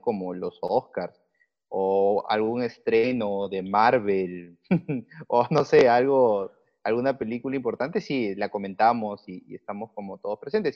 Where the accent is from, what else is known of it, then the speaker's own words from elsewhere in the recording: Lima, Peru; yo soy limeño, soy peruano.